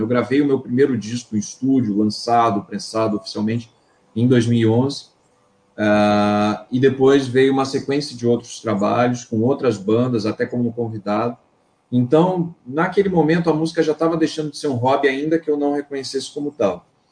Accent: Campinas, São Paulo, Brazil; moved away as an adult; now in Rio de Janeiro, Brazil; eu sou originalmente de São Paulo, da cidade de Campinas. Em 2009 me mudei para o Rio

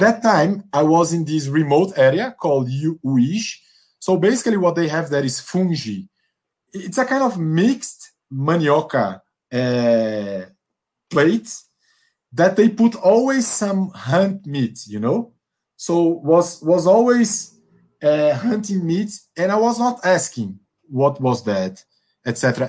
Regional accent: Northeast Region, Brazil; English is a second language; moved away; also born or lived in São Paulo / Angola; that I'm from the Northeast

